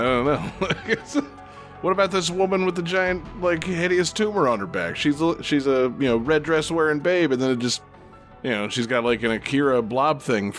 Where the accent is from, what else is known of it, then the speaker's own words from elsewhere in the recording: Florida, United States; We're all from Florida